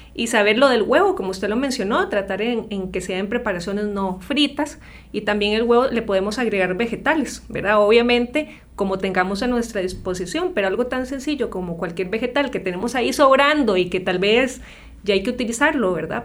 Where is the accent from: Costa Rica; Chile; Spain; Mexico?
Costa Rica; lo que hemos sido como ticos